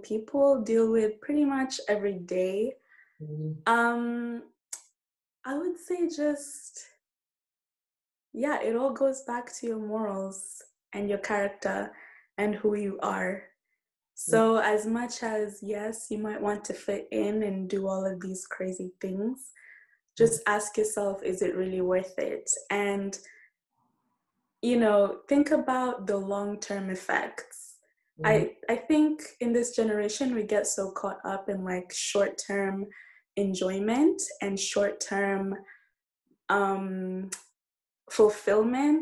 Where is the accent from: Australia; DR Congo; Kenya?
Kenya; moved away; when I go back home, I feel like I'm not Kenyan enough